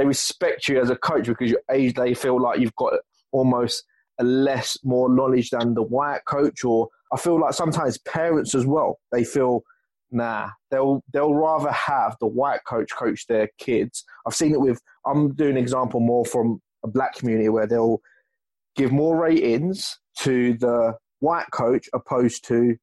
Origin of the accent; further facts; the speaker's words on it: London, United Kingdom; I'm predominantly from South London